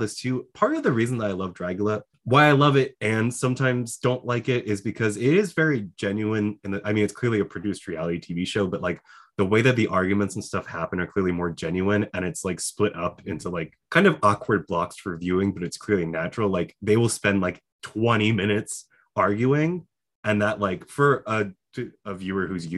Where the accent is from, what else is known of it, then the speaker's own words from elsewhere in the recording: New Jersey, United States; moved away; I'm from New Jersey.